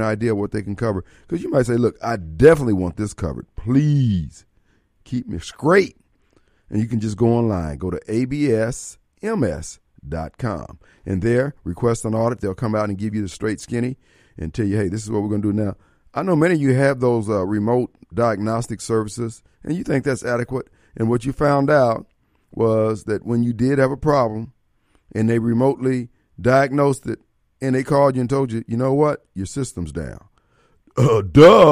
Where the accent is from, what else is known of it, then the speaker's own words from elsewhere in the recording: Joliet, Illinois, United States; growing up in Joliet, Illinois